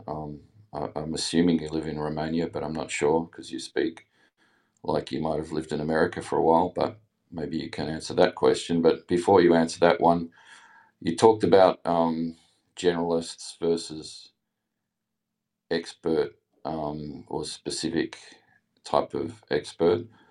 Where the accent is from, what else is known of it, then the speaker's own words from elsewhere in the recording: Australia; accent: Australian; also born or lived in England; I obviously have an Australian accent, but I lived in England for a year, uh, when I was eighteen.